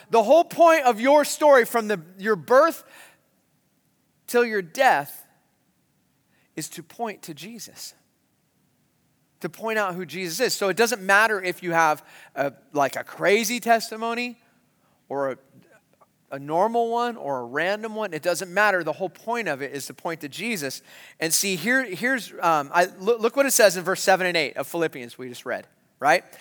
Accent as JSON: {"language": "English", "town": "San Marcos", "region": "California", "country": "United States", "tie": "born or raised there", "said": "when I was a kid growing up in San Marcos, California"}